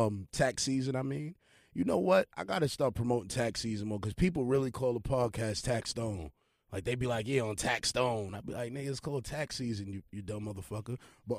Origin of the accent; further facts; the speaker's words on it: Brooklyn, New York, United States; Get busy. And I'm from Brooklyn.